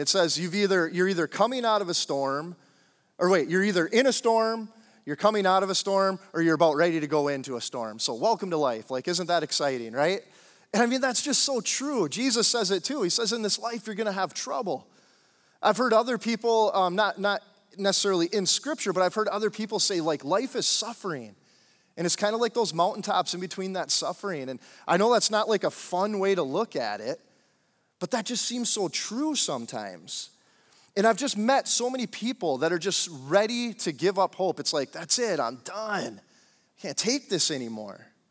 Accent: Upper Peninsula of Michigan, United States; moved away as an adult; also born or lived in Central Florida; I I grew up in Upper Michigan, the U P, um, in a small town, twenty-five hundred people

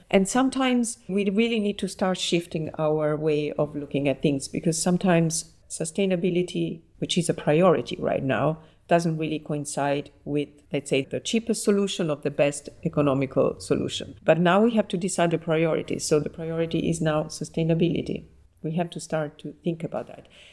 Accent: Naples, Campania, Italy; now in Paris, France; I was born in Naples and I grew up there and I studied

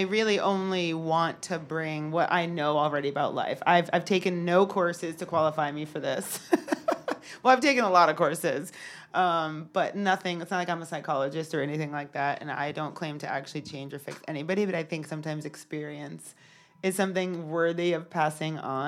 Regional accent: Connecticut, United States; I'm from Connecticut

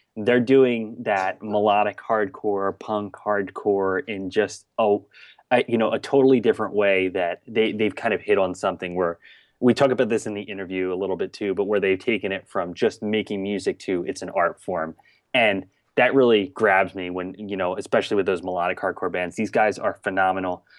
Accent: southern New Jersey, United States; also born or lived in Boston area; now in Boston, United States; I'm originally from, like, southern New Jersey, right outside of Philadelphia

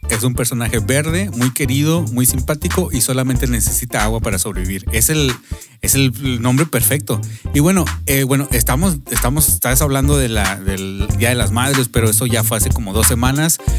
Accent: Mexico; nosotros que somos mexicanos

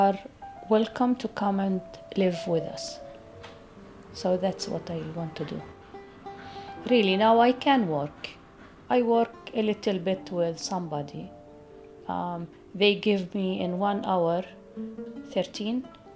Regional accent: Beit Sahour, West Bank, Palestine; English is a second language; I'm from Beit Sahur

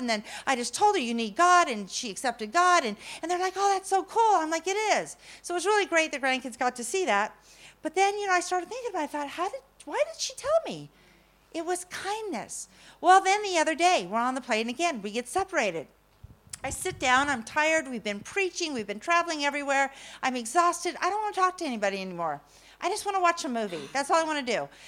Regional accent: California, United States; I'm from California

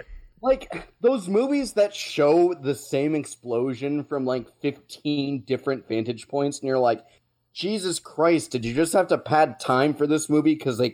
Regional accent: United States; We're American.

